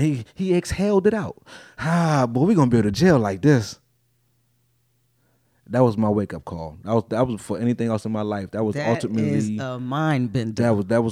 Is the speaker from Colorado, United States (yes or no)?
no; Baltimore, Maryland, United States; they're like, where you from? I'm from Baltimore. What side of town you from? Well, I've been on this side for 20 years and I've been on the east side for 20 years now. So I'm like, I'm just a Baltimorean.